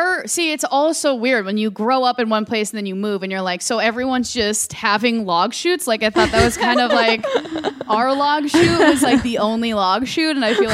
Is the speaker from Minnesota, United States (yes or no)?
yes; Bloomington, Minnesota, United States; moved away as an adult; now in Los Angeles, United States; Yeah, born and raised in Bloomington. That's the home of the Mall of America.